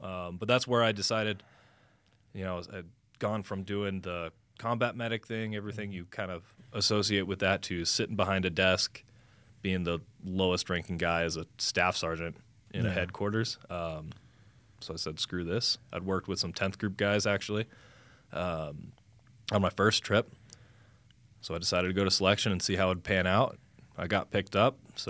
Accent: Grand Junction, Colorado, United States; Grand Junction, Colorado.

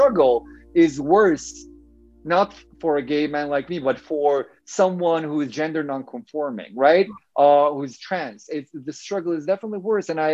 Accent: Turkey; moved away as an adult; also born or lived in Urbana-Champaign, Illinois, United States; now in United States; I'm originally from Turkey, and I kind of migrated to the US

